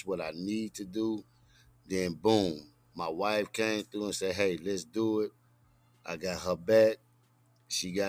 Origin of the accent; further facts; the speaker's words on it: Chattanooga, Tennessee, United States; I'm straight out of Boone Heights